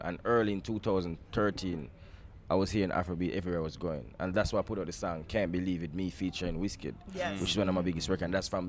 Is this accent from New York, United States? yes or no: yes; New York, United States; I grew up in New York. I went to school in New York, so I know what who … is.